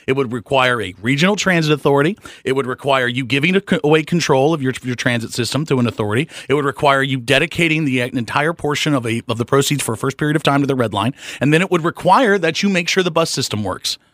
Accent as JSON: {"language": "English", "town": "Charlotte", "region": "North Carolina", "country": "United States", "tie": "born or raised there", "said": "I live right uptown. I, I love this community. I've been here my whole life."}